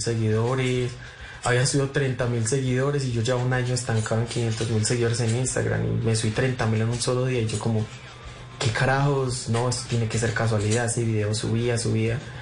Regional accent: Medellín, Antioquia, Colombia; moved away as an adult; also born or lived in Bogotá / Chía; yo tengo 26, nací en Medellín eh, y vivo en Medellín otra vez ya como tres años sin vivir aquí, pero volví hace como dos meses

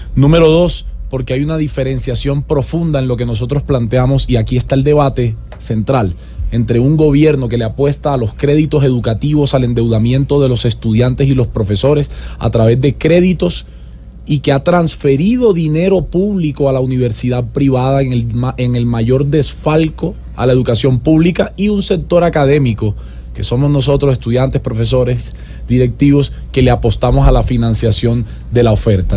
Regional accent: Sincelejo, Sucre, Colombia; moved away as an adult; also born or lived in Cartagena, Colombia; now in Medellín, Colombia; yo soy cartagenero, criado en Cincelejo Sucre y vivo hace 12 años en Medellín. O sea, que yo soy costeño y antioqueño

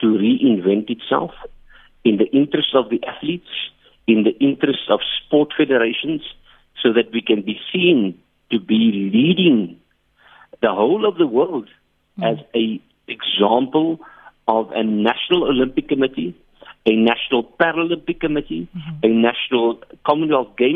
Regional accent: Port Elizabeth, Eastern Cape, South Africa; moved away as an adult; now in Johannesburg, South Africa; I'm from Port Elizabeth

